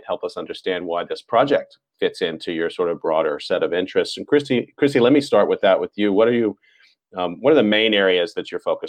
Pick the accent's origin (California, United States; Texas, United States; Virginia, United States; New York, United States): Texas, United States; when I grew up in Texas and we said aunt instead of aunt.